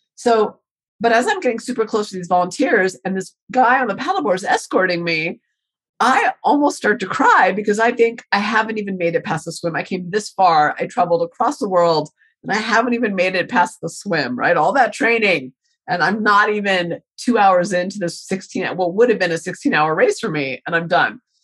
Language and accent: English; Colorado, United States; I'm from Colorado and I train a lot in the hills in Colorado and New Mexico.